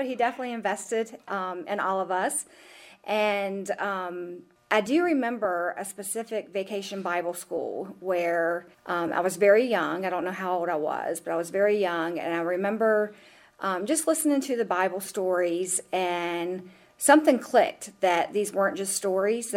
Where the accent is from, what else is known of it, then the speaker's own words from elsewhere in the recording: Elkton, Virginia, United States; also born or lived in Charlottesville, Virginia; I was born and raised in Elkton, Virginia, and I have lived there my entire life, except for approximately 2 years in Charlottesville